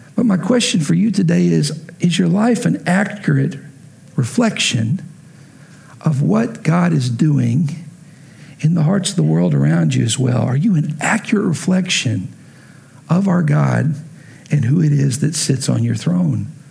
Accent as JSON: {"language": "English", "town": "Lubbock", "region": "Texas", "country": "United States", "tie": "born or raised there", "also_born_or_lived": "Oklahoma", "moved": "as an adult", "said": "I grew up in Lubbock, every picture of me as a little kid is me in a Texas Tech shirt"}